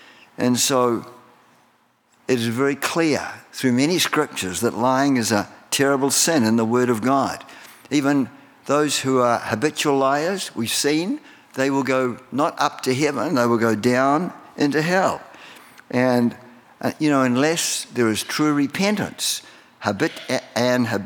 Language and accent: English; New Zealand; moved away as an adult; now in United States; Well, I was born in New Zealand. I've got a New Zealand citizenship